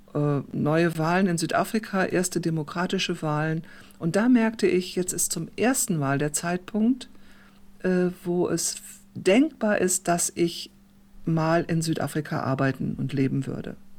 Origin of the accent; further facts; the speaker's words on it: Germany; moved away as an adult; also born or lived in South Africa; als Deutsche